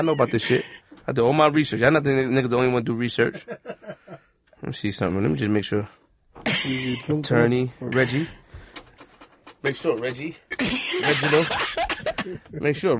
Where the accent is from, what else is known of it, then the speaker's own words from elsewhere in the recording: New York City, New York, United States; I'm from Queens, nigga.